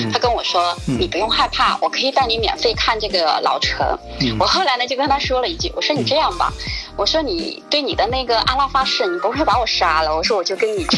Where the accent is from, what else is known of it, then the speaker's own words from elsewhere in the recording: Southern Jiangsu, China; 因为我是土生土长的那个苏南人嘛